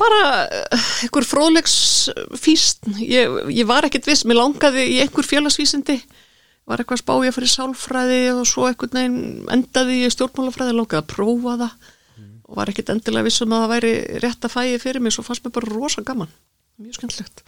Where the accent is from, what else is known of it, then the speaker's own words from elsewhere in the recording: Reykjavík, Capital Region, Iceland; moved away as an adult; now in Garðabær, Iceland; ég fættu uppalinn í Reykjavík austurbæingur